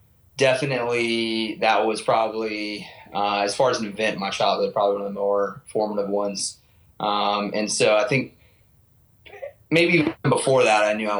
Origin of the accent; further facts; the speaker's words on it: Nashville, Tennessee, United States; now in Virginia Beach, United States; Yeah, man, 25, and I am currently living in Virginia Beach. And I'm from Tennessee, Nashville, Tennessee, originally.